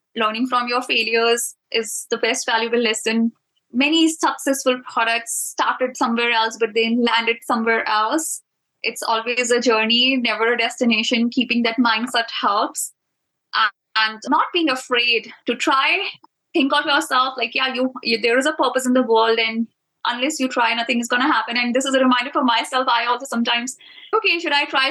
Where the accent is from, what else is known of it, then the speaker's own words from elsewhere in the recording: India; I'm from India